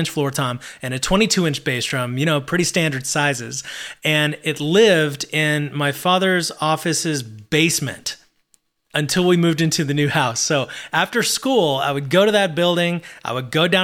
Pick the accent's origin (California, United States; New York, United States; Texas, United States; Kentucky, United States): Texas, United States; Abilene; my hometown of Abilene